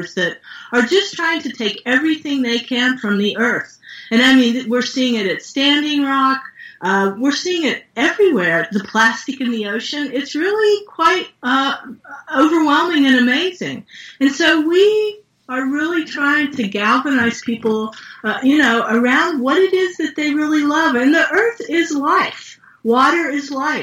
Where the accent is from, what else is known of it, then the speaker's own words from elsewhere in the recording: West Virginia, United States; moved away; I'm from West Virginia originally